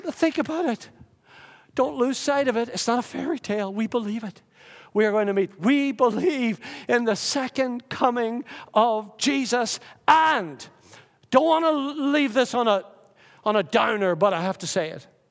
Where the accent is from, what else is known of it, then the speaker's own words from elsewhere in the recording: Lurgan, Northern Ireland, United Kingdom; growing up in the Methodist Church in Lurgan, Northern Ireland